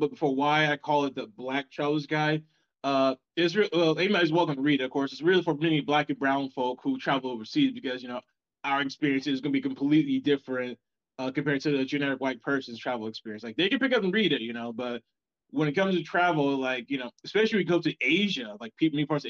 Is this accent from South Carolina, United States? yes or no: yes; South Carolina, United States; moved away as an adult; now in South Korea; I live in South Carolina